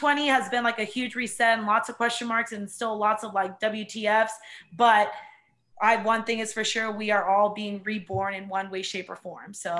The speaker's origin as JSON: {"language": "English", "town": "Cypress", "region": "Texas", "country": "United States", "moved": "yes", "said": "I'm originally from Cypress in Houston, Texas. It's like a suburb area"}